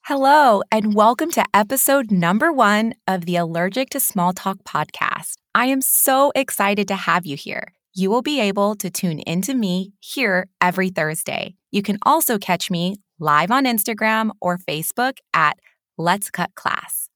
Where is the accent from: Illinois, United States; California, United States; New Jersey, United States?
California, United States; moved away as an adult; now in Newcastle, United Kingdom; I am a California native